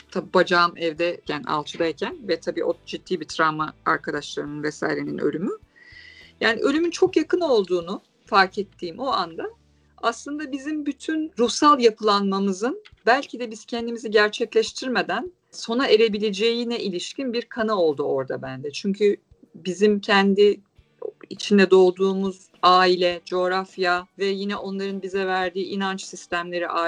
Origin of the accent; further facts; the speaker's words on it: Istanbul, Turkey; born there; Ee, İstanbul'da doğdum, iletişim okudum.